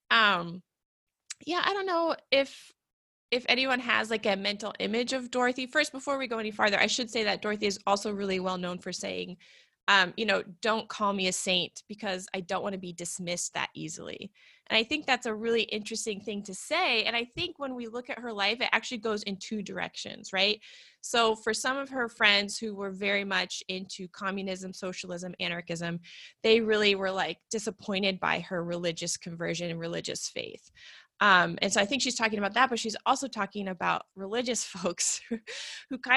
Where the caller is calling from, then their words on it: Portland, Oregon, United States; I'm coming from Portland, Oregon.